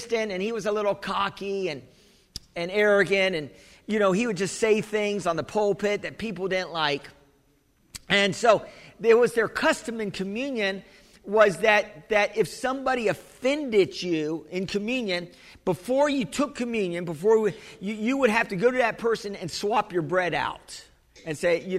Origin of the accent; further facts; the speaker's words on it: United States; I'm the American